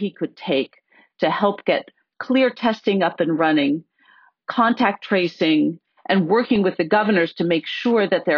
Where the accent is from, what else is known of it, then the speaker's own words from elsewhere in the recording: Pennsylvania, United States; my home state of Pennsylvania